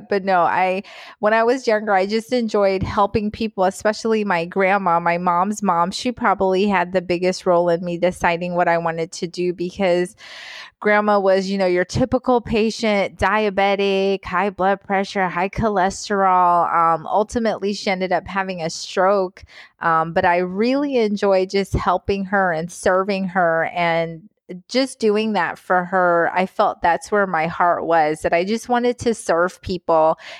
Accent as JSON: {"language": "English", "region": "North Carolina", "country": "United States", "tie": "born or raised there", "accent": "Southern", "said": "initially lived in the South. We lived in North Carolina. I was cute. I was a little brown girl with my little Southern accent. My mom was always like, oh, I wish you kept that little Southern accent. So I had my little Southern accent when I was little."}